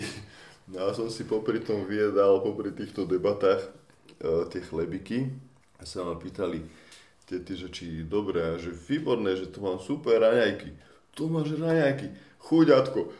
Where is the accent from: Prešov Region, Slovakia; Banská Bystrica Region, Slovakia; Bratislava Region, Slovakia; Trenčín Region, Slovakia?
Bratislava Region, Slovakia; Bratislava; Ja som z Bratislavy, tak som začal na východe, nech sa približujem domov